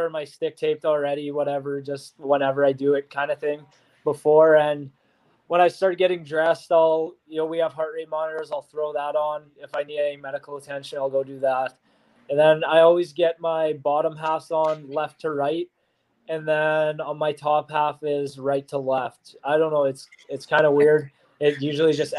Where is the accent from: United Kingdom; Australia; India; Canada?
Canada; Saskatchewan; now in Portland, United States; I'm from Saskatchewan